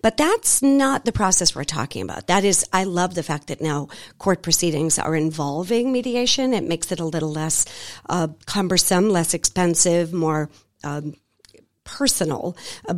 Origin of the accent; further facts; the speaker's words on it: Boston, Massachusetts, United States; also born or lived in Belize; now in Atlanta, United States; I am originally born and raised in Boston, Massachusetts. I know I don't sound like it, but I promise I am. Not in love with snow, lived in Belize for 3 years, moved to Atlanta in 2019, and this is now our home.